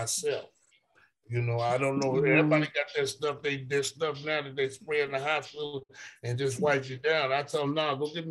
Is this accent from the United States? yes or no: yes; California, United States; I grew up in California